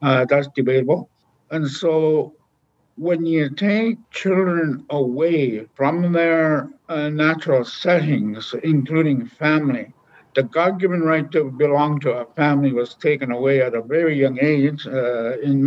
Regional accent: Lac Seul, Ontario, Canada; also born or lived in Sioux Lookout, Ontario; I'm originally from Obishogokong, which is Lac Seul, traditional territory, which is not too far from here

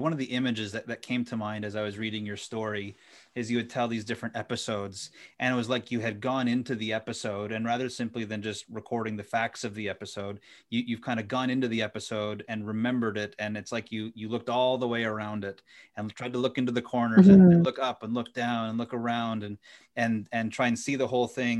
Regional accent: Ottawa Valley, Ontario, Canada; moved away as an adult; now in Indiana, United States; I grew up in the Ottawa Valley

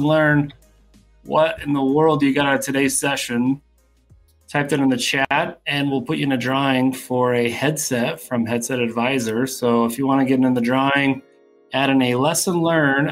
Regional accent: Salt Lake City, Utah, United States; I Salt Lake City, Utah.

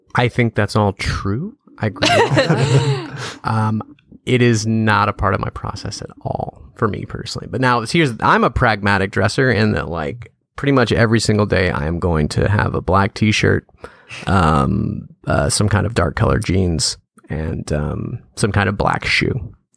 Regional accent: Louisiana, United States; moved away as an adult; also born or lived in San Francisco; I moved back to my hometown. That's where I live now

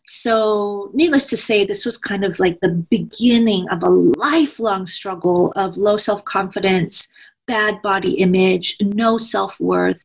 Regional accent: United States; also born or lived in Washington State; I am Korean American.

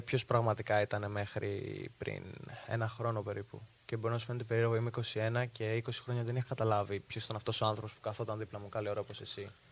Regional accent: Heraklion, Crete, Greece; μεγάλωσα στο Ηράκλειο

